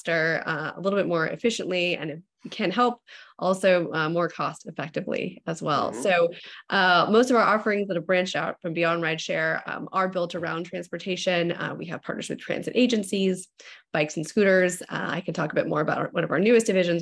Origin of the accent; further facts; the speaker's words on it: Walnut Creek, California, United States; my hometown of Walnut Creek, which is in the East Bay, that's in East Bay area, Northern California